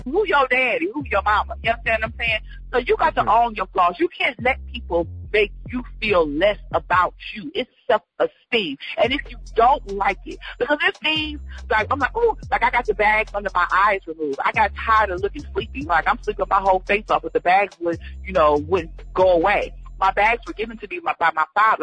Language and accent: English; Georgia, United States; also born or lived in Cleveland, Ohio; I grew up in Georgia